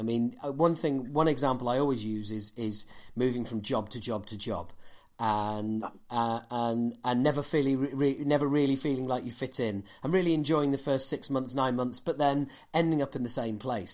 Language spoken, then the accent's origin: English; Yorkshire and the Humber, United Kingdom; as a Yorkshireman